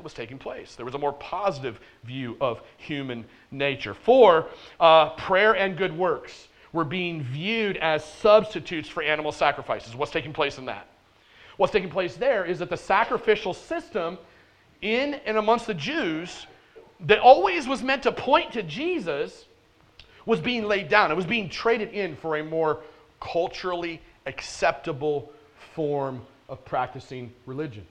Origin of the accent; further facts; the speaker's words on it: United States; I am as American as they come